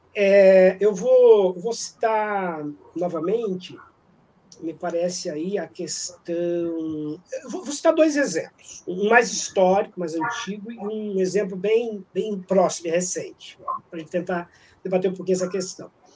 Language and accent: Portuguese; Brazil; sou brasileiro